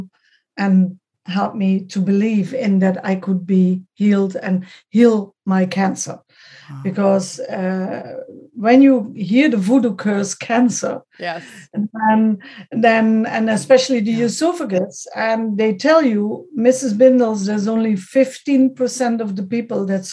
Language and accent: English; Netherlands; also born or lived in Switzerland; I was born in the Netherlands, brought up, but I'm from double nationality, German and Dutch